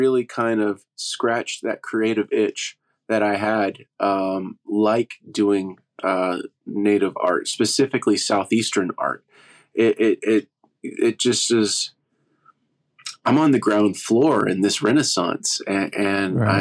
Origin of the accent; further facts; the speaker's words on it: Oklahoma, United States; also born or lived in Los Angeles; where I grew up here in Oklahoma